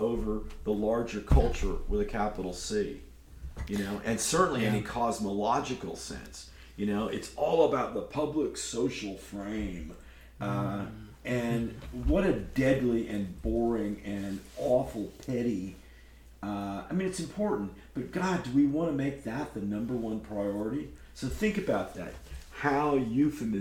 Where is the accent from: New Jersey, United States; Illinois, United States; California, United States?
California, United States; Berkeley; my hometown of Berkeley, California